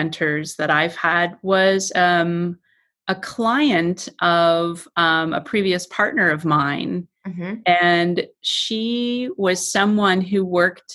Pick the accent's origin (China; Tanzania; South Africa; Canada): Canada; Toronto, Ontario; I'm from Toronto